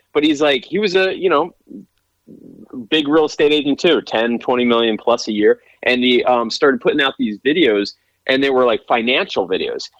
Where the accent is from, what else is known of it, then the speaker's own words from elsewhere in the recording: Pennsylvania, United States; moved away; I grew up in Pennsylvania